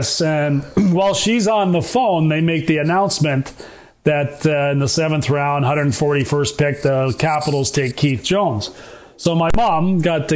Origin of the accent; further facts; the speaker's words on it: between Brantford and Toronto, Ontario, Canada; my hometown in between Brantford and Toronto